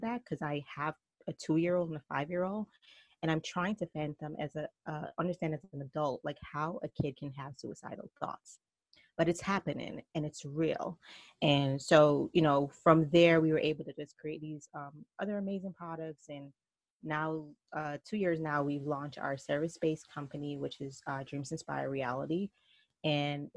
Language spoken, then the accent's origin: English; Jamaica; accent: Jamaican mixed with New York; also born or lived in New York; now in North Carolina, United States; I am from Jamaica, so my accent is probably Jamaican mixed with New York. And now we just relocated to the South, so now we're in North Carolina.